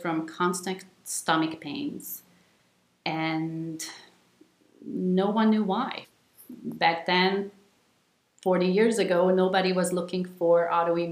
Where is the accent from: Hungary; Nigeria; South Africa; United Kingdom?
Hungary; moved away as an adult; I was born in Hungary and lived there until the end of high school. Came to college here.